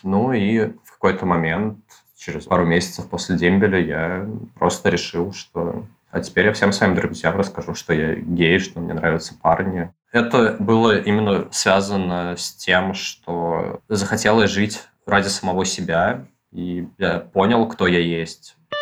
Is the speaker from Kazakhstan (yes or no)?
no; Moscow, Russia; Я родился и вырос в Москве